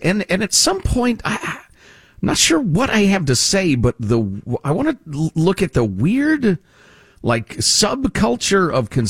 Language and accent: English; Illinois, United States; And I grew up in Illinois.